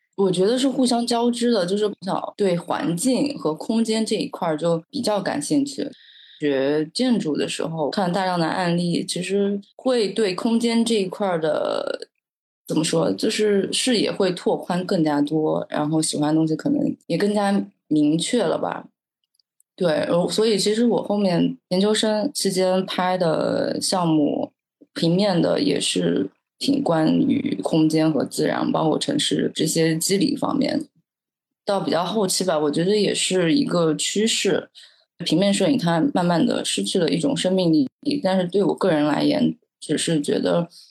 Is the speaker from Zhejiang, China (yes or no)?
yes; a small county town in Zhejiang, China; 我从小生长在一个小县城，就特别特别小的浙江的一个小县城，在我的那个县城，城市和自然是没有明显的分界线的。我觉得就是一个大号版的村镇，比如说当时我小时候就生活在河边